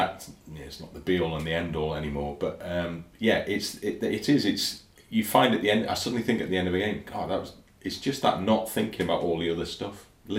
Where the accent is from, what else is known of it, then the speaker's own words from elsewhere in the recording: Ruabon, Wales, United Kingdom; also born or lived in Liverpool; No, this isn't where I was brought up. My parents moved to Llangollen from Rhiwabon, just down the road, 6 miles away. So that's where I was born in Liverpool, but we moved when I was 8 or 9 to Ruabon. So I grew up just down the road from here, basically.